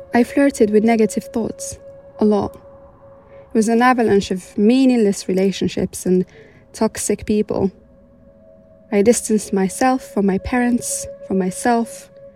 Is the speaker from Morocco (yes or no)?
yes; Morocco; moved away as an adult; now in United Kingdom; I was born and raised in Morocco and only moved to the UK three years ago